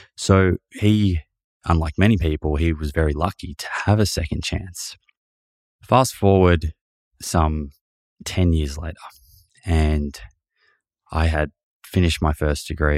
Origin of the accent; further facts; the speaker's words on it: Melbourne, Victoria, Australia; my family, we were growing up in Melbourne, living in Melbourne